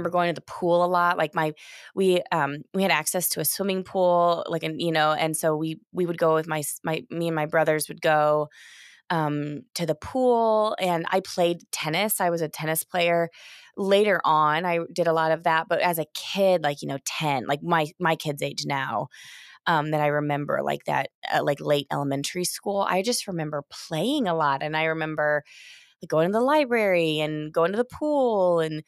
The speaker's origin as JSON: {"language": "English", "region": "Indiana", "country": "United States", "tie": "born or raised there", "said": "I mean, I grew up in Southern Indiana, you know, but I drove a yellow VW Bug."}